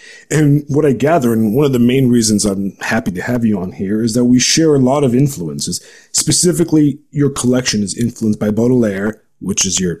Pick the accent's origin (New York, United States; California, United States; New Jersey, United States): California, United States; Los Angeles; moved away as an adult; also born or lived in Eastern Europe / Chicago; I grew up in Southern California and Los Angeles